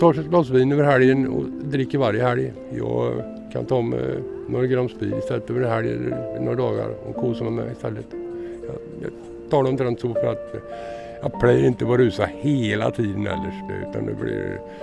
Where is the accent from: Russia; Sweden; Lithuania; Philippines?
Sweden; now in Oslo, Norway; Smålandsskauen i Sverige fra start